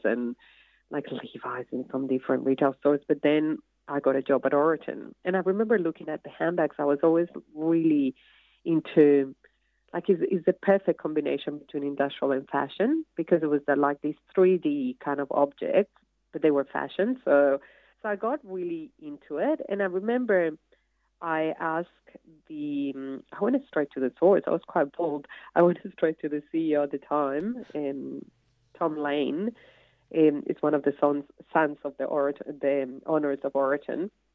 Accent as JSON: {"language": "English", "country": "Colombia", "second_language": "English", "moved": "as an adult", "lives_now": "Australia", "said": "you come from Colombia with a little bit of American kind of knowledge of English"}